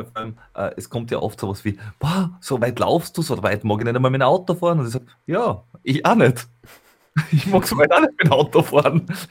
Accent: Veitsch, Styria, Austria; aus meiner Heimat oder äh, wo ich aufgewachsen bin

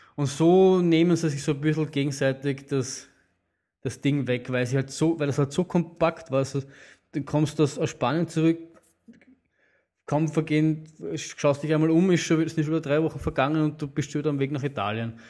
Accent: Vienna, Austria; Aber wir Wiener nehmen uns, uns oft heraus, Berge, die eigentlich nicht zu unserem Bundesland gehören, trotzdem als Wiener, Wiener Hausberger zu bezeichnen.

